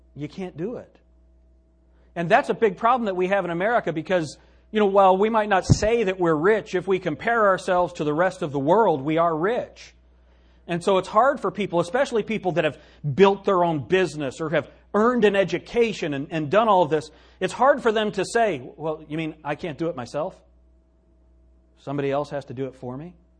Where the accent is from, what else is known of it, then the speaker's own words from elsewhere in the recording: United States; me right now as an American